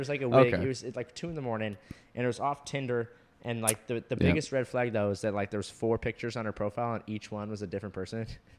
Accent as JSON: {"language": "English", "town": "Huntington Beach", "region": "California", "country": "United States", "tie": "born or raised there", "moved": "yes", "lives_now": "Austin, United States", "said": "where I grew up in Huntington Beach."}